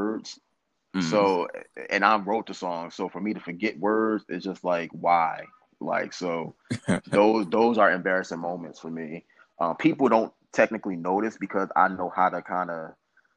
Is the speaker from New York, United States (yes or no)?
no; Philadelphia, Pennsylvania, United States; I'm from Philly